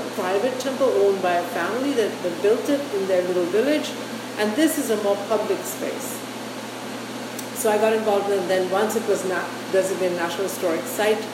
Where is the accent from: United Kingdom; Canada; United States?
Canada; our role as Canadians